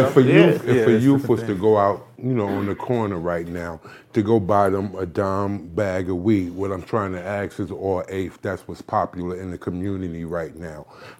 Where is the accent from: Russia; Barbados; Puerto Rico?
Barbados; I'm from Barbados.